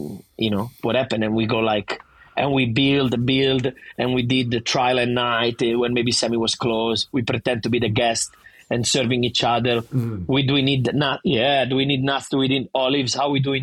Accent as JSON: {"language": "English", "town": "Vernazza", "region": "Liguria", "country": "Italy", "tie": "born or raised there", "accent": "thick Italian", "second_language": "English", "moved": "as an adult", "lives_now": "Sydney, Australia", "said": "every summer when I was in my hometown in Vernazza"}